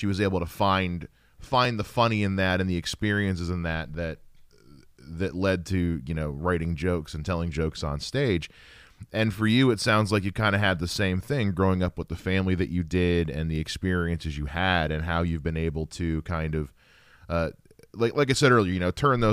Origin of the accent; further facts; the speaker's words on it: United States; I'm a Carolina boy myself